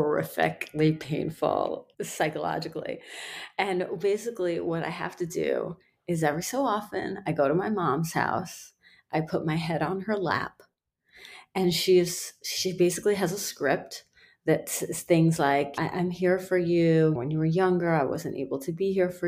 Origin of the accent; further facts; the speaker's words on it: Iran; now in United States; In my culture, I'm from Iran, and I was born there. My children are born here, so they're, you know, more Americanized than I am